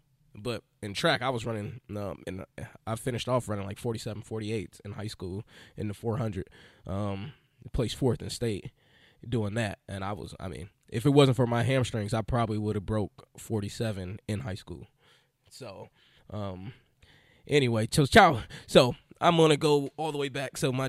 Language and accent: English; Illinois, United States; moved away as an adult; now in Philadelphia, United States; I was a little skinny kid, grew up in Illinois, and had seven brothers and sisters.